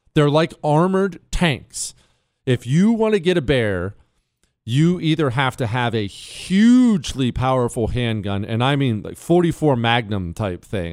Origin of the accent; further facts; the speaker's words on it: Montana, United States; I grew up in Montana. Remember, I moved to Montana when I was 10